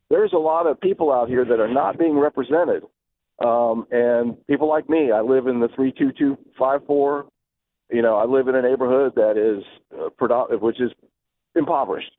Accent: Tyler, Texas, United States; moved away as an adult; now in Jacksonville, United States; worked for a C B S affiliate in my hometown, actually, of Tyler, Texas

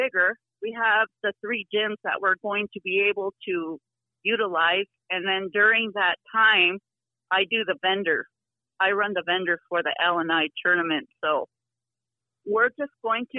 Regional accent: St. Francis, South Dakota, United States; I grew up in St. Francis too

